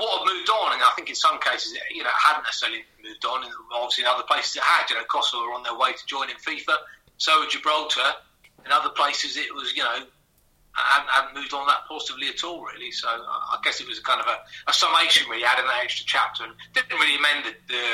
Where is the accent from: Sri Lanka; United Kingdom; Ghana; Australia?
United Kingdom; New Forest, South East England; also born or lived in Essex; I grew up in a small village in the New Forest